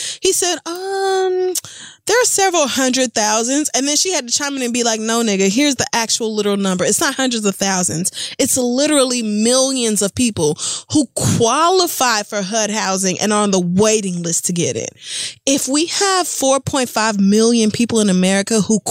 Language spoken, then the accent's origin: English; the Bible Belt, United States; I grew up in the Bible Belt